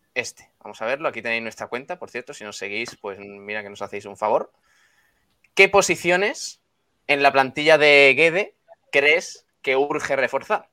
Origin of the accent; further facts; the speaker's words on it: Estepona, Andalusia, Spain; yo que soy de Estepona